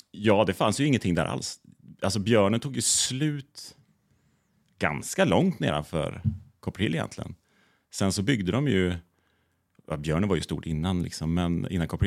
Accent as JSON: {"language": "Swedish", "region": "West Coast", "country": "Sweden", "lives_now": "Visby, Sweden", "said": "Alltså där jag kommer ifrån på västkusten, där är det inga, ingen stad på det sättet."}